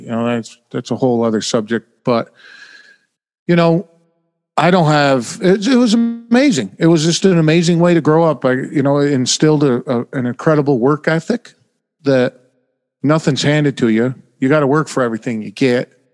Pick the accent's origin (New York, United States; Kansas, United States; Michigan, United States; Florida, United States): New York, United States; Oneida; moved away as an adult; now in New Jersey, United States; I was born in upstate New York